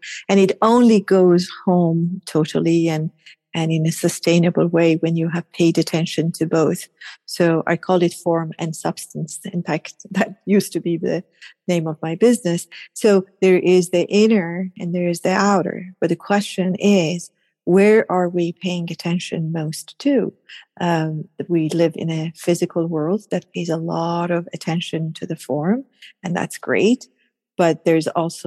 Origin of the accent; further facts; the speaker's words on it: Tehran, Tehran Province, Iran; I was born and raised in Iran, in Tehran, Iran. So I'm Persian